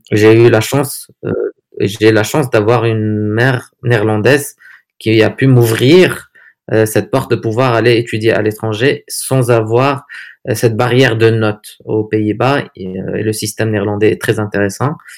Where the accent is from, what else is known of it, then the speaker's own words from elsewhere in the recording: Agadir, Souss-Massa, Morocco; moved away as an adult; also born or lived in Netherlands / Paris / Dubai; now in Agadir, Morocco; je suis né à Agadir en 1982. Euh, donc parcours euh, traditionnel. Euh, j'ai fait les écoles ici à Agadir.